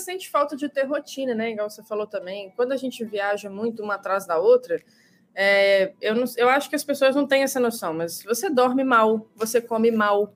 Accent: Minas Gerais, Brazil; eu, como mineira

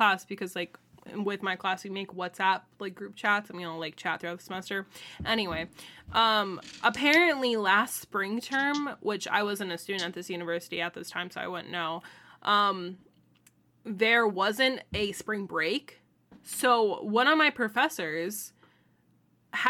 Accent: Florida, United States; from Florida, good old Florida, born and raised

